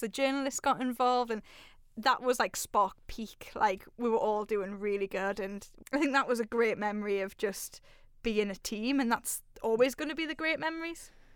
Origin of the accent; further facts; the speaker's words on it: Newcastle upon Tyne, North East England, United Kingdom; I'm a Raji from Newcastle